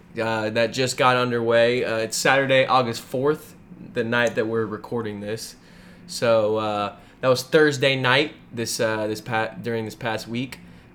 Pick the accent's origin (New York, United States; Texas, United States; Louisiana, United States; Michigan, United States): Texas, United States; Dallas; I'm from Dallas.